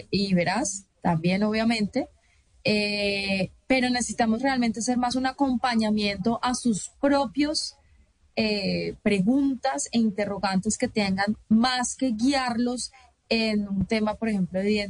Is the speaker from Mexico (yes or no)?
no; Colombia; parte, digamos, de los derechos que tenemos ya como colombianos.